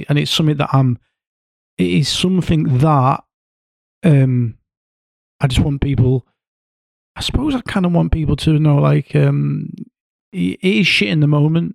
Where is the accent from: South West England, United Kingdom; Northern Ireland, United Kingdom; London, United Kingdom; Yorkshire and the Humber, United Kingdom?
Yorkshire and the Humber, United Kingdom; I'm from North